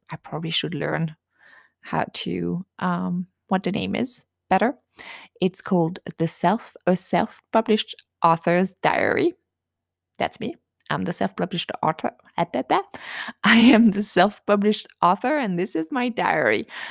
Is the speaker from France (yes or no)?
yes; France; accent: French; English is a second language; moved away as an adult; also born or lived in United States; now in near Washington, D.C., United States; I was raised in a tiny village in France